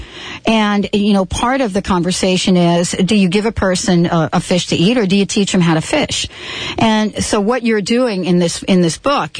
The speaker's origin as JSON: {"language": "English", "region": "New Jersey", "country": "United States", "said": "I'm from Jersey. I had 4.5 acres"}